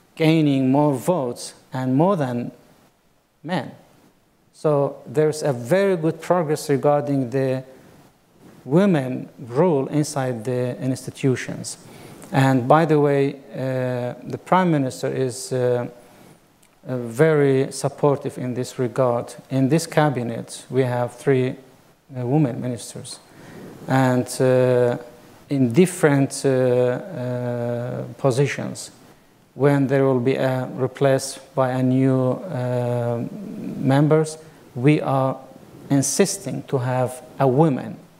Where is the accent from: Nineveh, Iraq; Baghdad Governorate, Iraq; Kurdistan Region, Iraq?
Kurdistan Region, Iraq; Barzan; In my small village in Barzan, there were mosque, church, and knest.